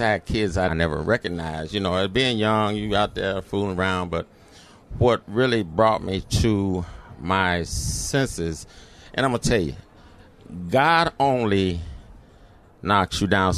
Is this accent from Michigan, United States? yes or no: yes; Detroit, Michigan, United States; I grew up in the city of Detroit, went to Detroit public schools here